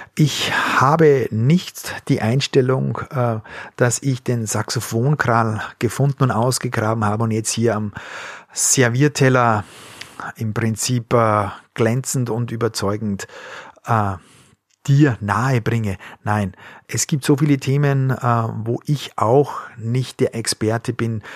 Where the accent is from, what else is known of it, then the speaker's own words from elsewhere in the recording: Austria; moved away; also born or lived in Bavaria; ich bin Österreicher